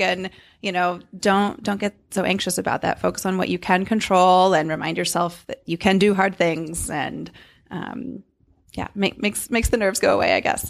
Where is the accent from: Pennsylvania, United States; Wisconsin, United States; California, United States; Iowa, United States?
California, United States; Davis; moved away; Davis, California, my hometown